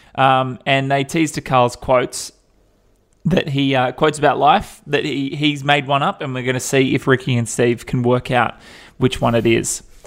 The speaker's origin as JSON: {"language": "English", "town": "Perth", "region": "Western Australia", "country": "Australia", "tie": "born or raised there", "said": "I grew up in Perth"}